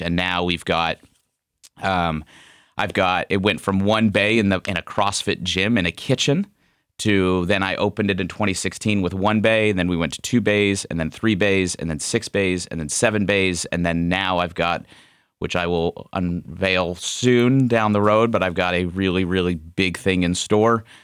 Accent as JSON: {"language": "English", "region": "Ohio", "country": "United States", "also_born_or_lived": "Scottsdale, Arizona", "said": "we moved home back to Ohio"}